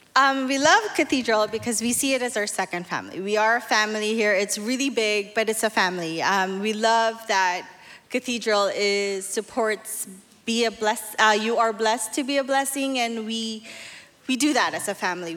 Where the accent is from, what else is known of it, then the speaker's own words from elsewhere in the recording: Manila, Metro Manila, Philippines; moved away; I'm from Manila, Philippines.